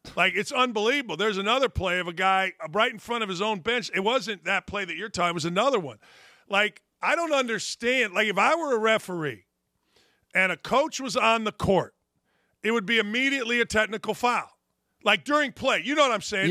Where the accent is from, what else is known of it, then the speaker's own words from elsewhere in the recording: Gary, Indiana, United States; I grew up in Gary, Indiana